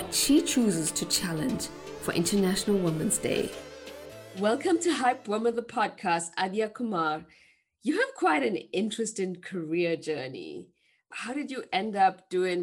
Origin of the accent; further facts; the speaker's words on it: South Africa; now in Europe; I come from South Africa and live in Europe.